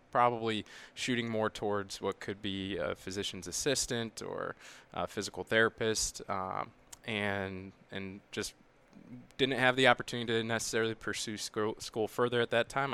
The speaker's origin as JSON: {"language": "English", "region": "Midwest", "country": "United States", "said": "I'm from the Midwest"}